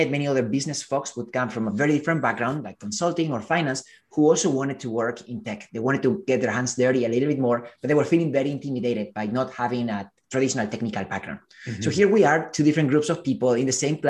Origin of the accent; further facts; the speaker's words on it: Spain; moved away as an adult; now in United States; I am originally from Spain.